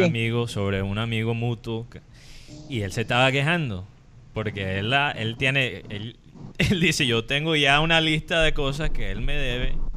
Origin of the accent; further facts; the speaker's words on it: United States; Spanish is a second language; moved away as an adult; also born or lived in California; now in Colombia; soy gringo